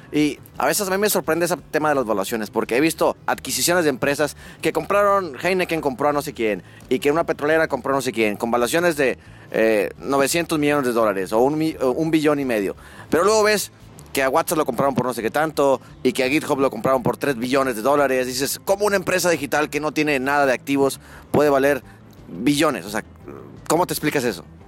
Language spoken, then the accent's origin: Spanish; northern Mexico, Mexico; accent: norteño; yo soy de México, del norte de México